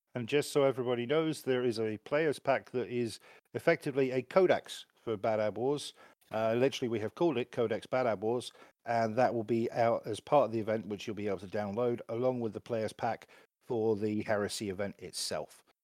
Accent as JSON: {"language": "English", "region": "England", "country": "United Kingdom", "said": "being, being English"}